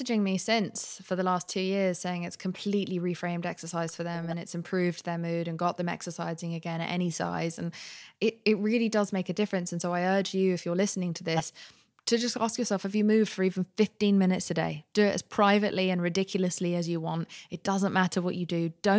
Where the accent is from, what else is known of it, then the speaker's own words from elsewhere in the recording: London, United Kingdom; also born or lived in Spain / Pakistan; I grew up partially in Spain and partially in Pakistan and then in London.